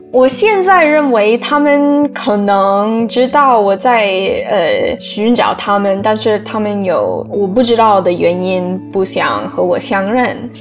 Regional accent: New York, United States; also born or lived in Yiwu, China; 我是在义乌出生的，然后被单身美国妈妈，呃，领养到美国的纽约州

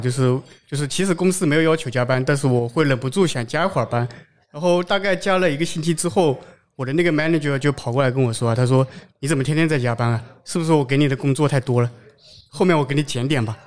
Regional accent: Zhejiang, China; 我是在浙江这个出生的嘛

